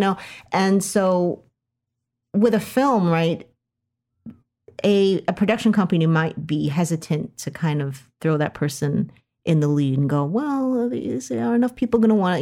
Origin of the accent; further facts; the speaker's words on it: United States; as an American woman